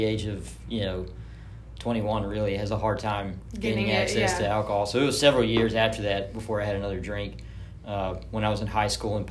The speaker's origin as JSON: {"language": "English", "town": "Germantown", "region": "Tennessee", "country": "United States", "tie": "born or raised there", "said": "I grew up in Germantown."}